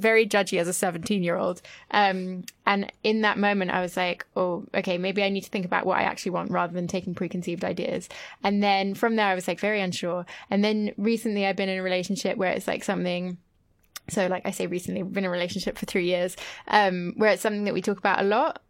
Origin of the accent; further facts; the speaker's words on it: France; growing up in France